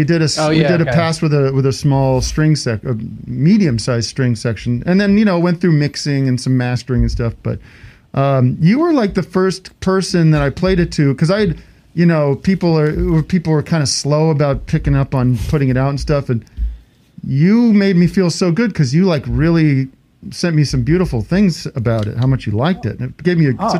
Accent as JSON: {"language": "English", "town": "Allentown", "region": "Pennsylvania", "country": "United States", "said": "I'm Allentown, which is actually a totally different subculture than Philly"}